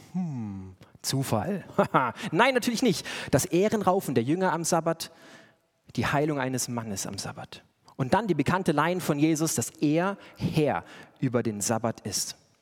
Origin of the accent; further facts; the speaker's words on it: Bavaria, Germany; schön bayerisch, da wo ich herkomme